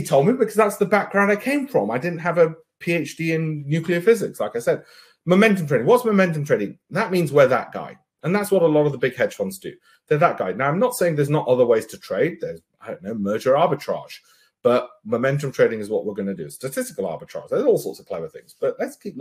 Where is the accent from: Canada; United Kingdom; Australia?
United Kingdom; I'm British